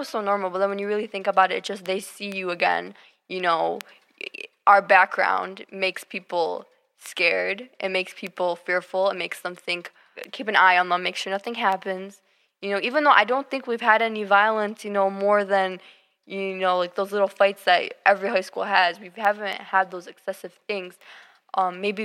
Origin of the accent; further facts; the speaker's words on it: United States; first language English and Arabic; even though we were born here, we're just as American as anyone else